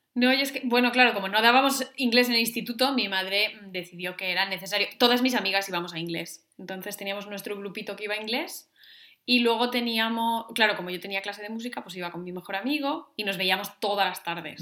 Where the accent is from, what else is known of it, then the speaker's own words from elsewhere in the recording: Navia, Asturias, Spain; antes de salir en Navia, en mi pueblo